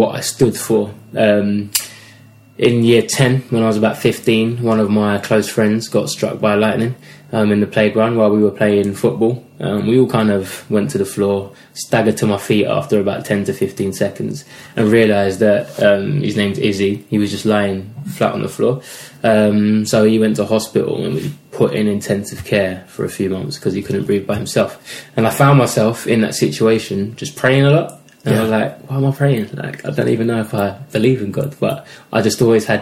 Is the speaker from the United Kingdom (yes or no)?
yes; London, United Kingdom; we grew up in East London.